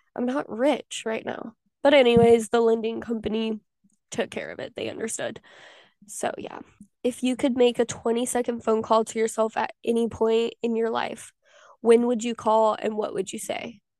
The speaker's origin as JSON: {"language": "English", "region": "Southwest Missouri", "country": "United States", "also_born_or_lived": "Pittsburg, Kansas", "moved": "as an adult", "lives_now": "Texas, United States", "said": "I am from Southwest Missouri, baby, and I live in Texas"}